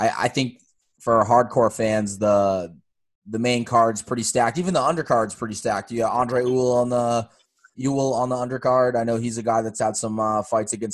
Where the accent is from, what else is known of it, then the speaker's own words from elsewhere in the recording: Cape Cod, Massachusetts, United States; I was born on Cape Cod